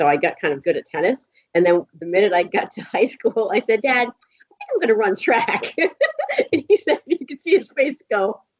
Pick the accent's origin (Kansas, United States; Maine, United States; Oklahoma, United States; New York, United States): Maine, United States; Auburn; So, born and raised in Auburn, Maine.